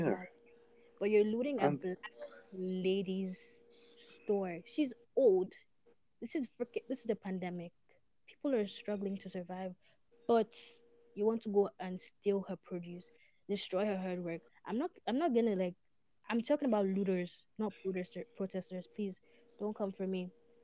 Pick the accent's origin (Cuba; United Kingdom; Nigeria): Nigeria; moved away; I'm from Africa, and lately I've forgotten that I'm Nigerian